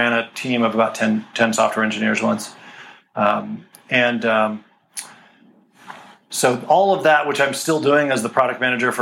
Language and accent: English; Colorado, United States; moved away as an adult; now in California, United States; I grew up in Colorado, and I came out to California after grad school